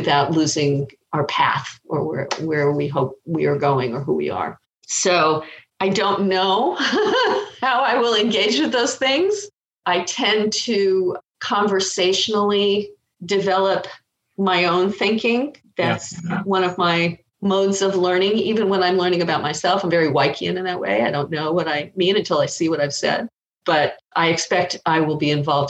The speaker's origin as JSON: {"language": "English", "town": "Los Angeles", "region": "California", "country": "United States", "tie": "born or raised there", "said": "I grew up in Los Angeles."}